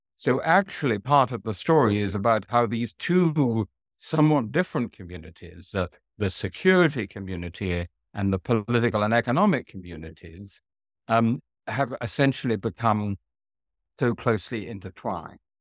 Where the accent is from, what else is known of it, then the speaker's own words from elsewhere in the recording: England, United Kingdom; as a European, as an English European